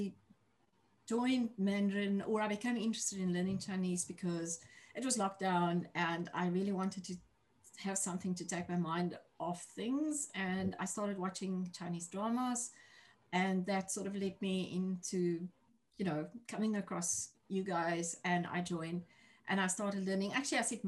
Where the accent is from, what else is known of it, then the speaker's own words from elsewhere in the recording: South Africa; moved away as an adult; now in New Zealand; I'm originally from South Africa, as you can hear from my accent. I'm currently living in New Zealand. I've been here for 3 years